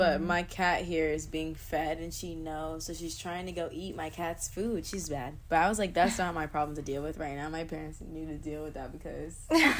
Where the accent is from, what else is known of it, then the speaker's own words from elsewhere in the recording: Florida, United States; moved away as an adult; now in Los Angeles, United States; I'm actually at my hometown. I'm in Florida in my childhood room. It's not even my childhood room because I really moved here when I was like, I think I was like 12 or something, but it feels like my childhood room.